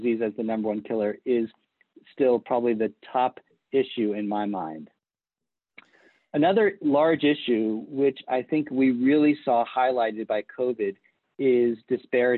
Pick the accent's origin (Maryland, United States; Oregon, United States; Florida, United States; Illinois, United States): Florida, United States; Palm Beach; moved away as an adult; also born or lived in Boston, Massachusetts / Lebanon, New Hampshire / Michigan / Atlanta, Georgia; I was actually born and raised in Palm Beach, Florida, a small town on the East Coast